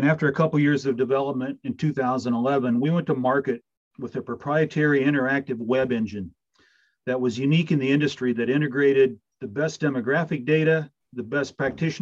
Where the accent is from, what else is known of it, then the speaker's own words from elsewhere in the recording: Adams County, Indiana, United States; moved away as an adult; also born or lived in Fort Wayne, Indiana / Huntington, Indiana; now in Central Ohio, United States; I was born in Fort Wayne, grew up in Adams County, went to Adams Central